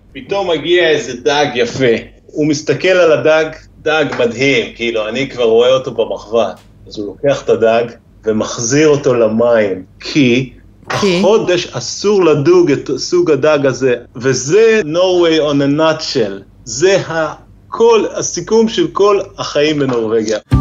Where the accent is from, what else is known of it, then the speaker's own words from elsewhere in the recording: Israel; moved away as an adult; also born or lived in Norway; now in Lærdal area, Norway; אני כאילו באתי לנורבגיה, ישראלי